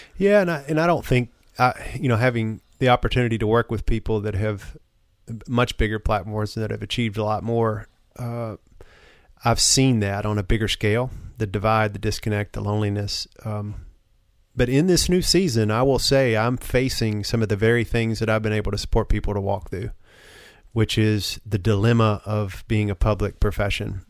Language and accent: English; the South, United States; as a man growing up in the South